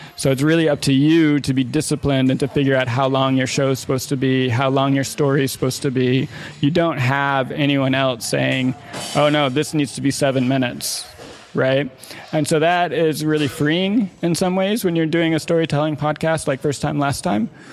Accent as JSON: {"language": "English", "town": "Evanston", "region": "Illinois", "country": "United States", "tie": "born or raised there", "moved": "as an adult", "lives_now": "Los Angeles, United States", "said": "we were growing up in Evanston, Illinois, which is a, you know, uh, fairly well-to-do suburb of Chicago"}